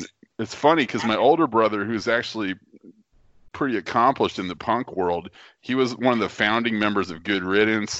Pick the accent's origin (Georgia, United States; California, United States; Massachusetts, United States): California, United States; East Bay, San Francisco Bay Area; I grew up in the East Bay of the San Francisco Bay Area